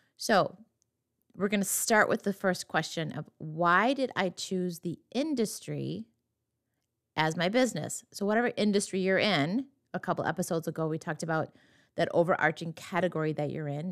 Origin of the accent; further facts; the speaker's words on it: western Wisconsin, United States; my hometown, my very small hometown in western Wisconsin